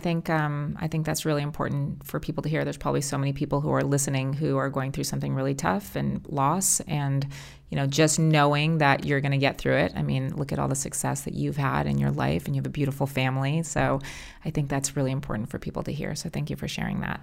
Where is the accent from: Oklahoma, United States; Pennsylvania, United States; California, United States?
California, United States; We're both born and raised in California. I've never left